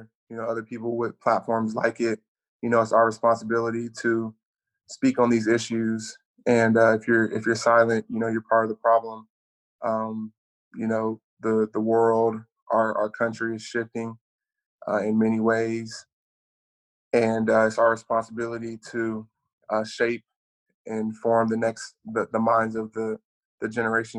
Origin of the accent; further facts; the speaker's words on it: Sacramento, California, United States; growing up in Sacramento made me, you know, who I am